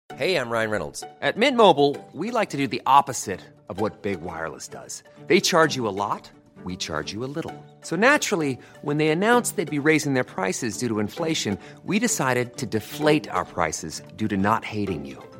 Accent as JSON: {"language": "English", "country": "United Kingdom", "said": "we're British"}